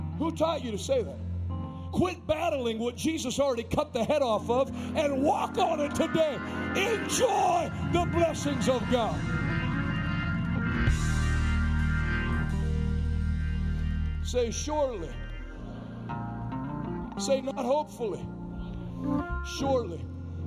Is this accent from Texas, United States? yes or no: no; Pittsburgh, Pennsylvania, United States; I grew up in Pittsburgh, you know, I know Pittsburgh people